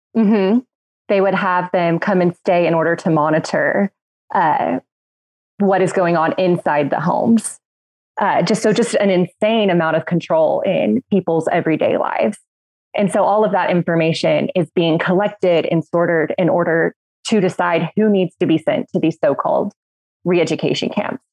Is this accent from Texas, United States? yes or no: yes; Midland, Texas, United States; now in Washington, D.C., United States; I'm from Midland, Texas